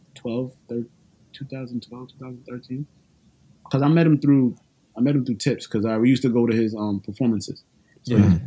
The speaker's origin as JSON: {"language": "English", "town": "New York City", "region": "New York", "country": "United States", "said": "I'm from New York City, Brooklyn, to be exact."}